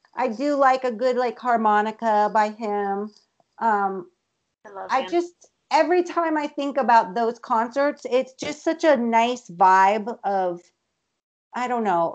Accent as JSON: {"language": "English", "region": "Colorado", "country": "United States", "said": "I'm from Colorado"}